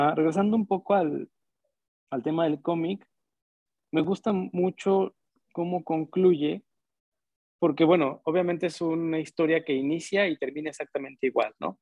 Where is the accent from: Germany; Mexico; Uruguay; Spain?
Mexico; crecimos en un México en el que pues, lo más chingón éramos nosotros